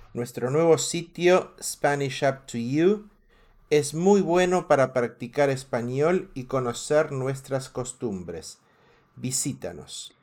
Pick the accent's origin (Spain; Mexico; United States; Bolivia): Mexico; Somos chambeadores los mexicanos